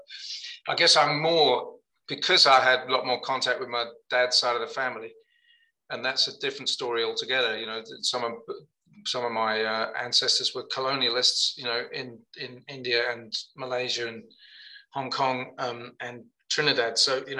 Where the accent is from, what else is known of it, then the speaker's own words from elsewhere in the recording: Birmingham, West Midlands, United Kingdom; born there; I don't come from anywhere. I was born in Birmingham, but my parents weren't from there.